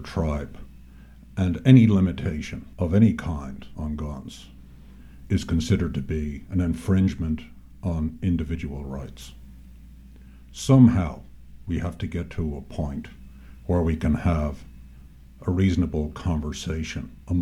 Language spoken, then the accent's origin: English; Ireland; also born or lived in New York State; now in New York, United States; I grew up in Ireland, in a house with a gun